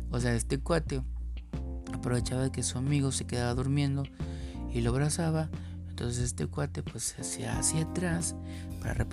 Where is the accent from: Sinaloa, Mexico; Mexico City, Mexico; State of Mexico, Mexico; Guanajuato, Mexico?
Mexico City, Mexico; una gran experiencia que tuve en mi época de estudiante normalista en la Ciudad de México, de donde soy originario.